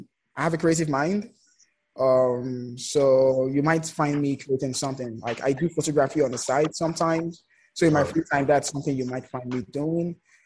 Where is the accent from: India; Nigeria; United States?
Nigeria; Lagos; Yeah, I'm from Lagos.